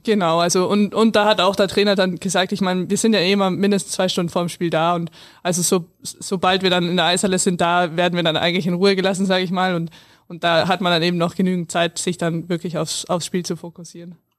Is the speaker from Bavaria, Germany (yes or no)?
yes; near Landshut, Bavaria, Germany; born or raised there